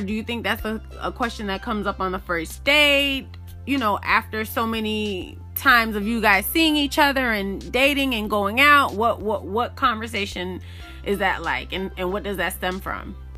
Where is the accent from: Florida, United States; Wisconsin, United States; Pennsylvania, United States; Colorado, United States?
Florida, United States; Miami; I grew up in Miami, Florida, but my family is again Jamaican